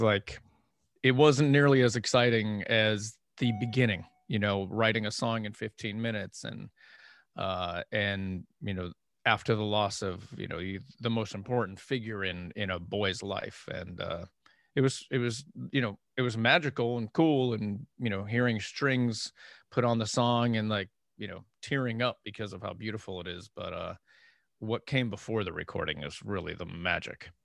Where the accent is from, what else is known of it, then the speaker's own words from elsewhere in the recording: Erie, Pennsylvania, United States; moved away; I'm from Erie, Pennsylvania